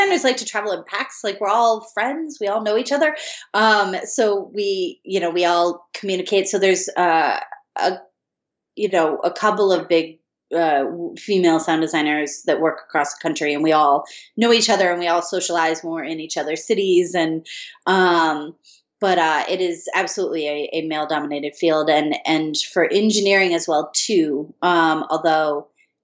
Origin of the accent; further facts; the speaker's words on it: Michigan, United States; moved away as an adult; also born or lived in Colorado; now in Los Angeles, United States; I grew up in Michigan.